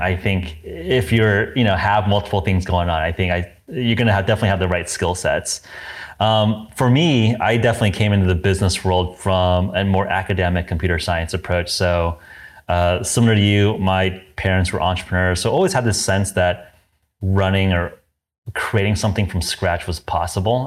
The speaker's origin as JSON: {"language": "English", "region": "Southern California", "country": "United States", "tie": "born or raised there", "said": "I grew up in Southern California"}